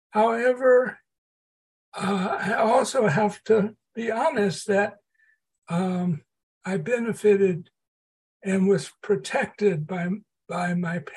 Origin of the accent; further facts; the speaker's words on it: Port Arthur, Texas, United States; a small refinery town in southeast Texas. Um, and I was I was born and raised during the period of Jim Crow